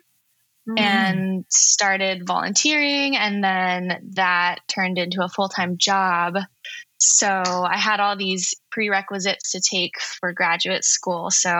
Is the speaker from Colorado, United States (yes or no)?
no; Los Angeles, California, United States; I grew up in the Pacific Palisades